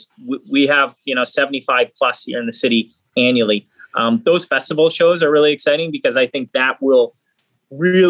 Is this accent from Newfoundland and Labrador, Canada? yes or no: no; Hamilton, Ontario, Canada; I grew up in Hamilton as well